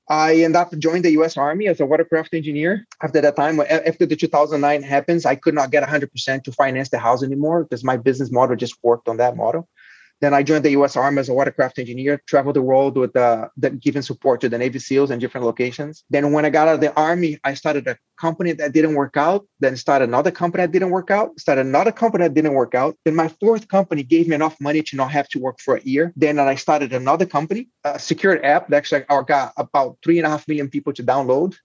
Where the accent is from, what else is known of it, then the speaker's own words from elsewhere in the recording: Brazil; moved away as an adult; now in United States; I'm, I'm Brazilian. I was born in Brazil. I went to a mechatronic engineering high school, then uh, went to law school